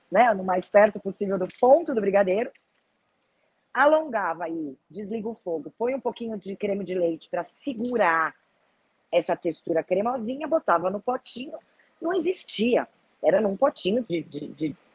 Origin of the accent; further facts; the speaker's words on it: Brazil; Sou do Brasil, eu faço doce.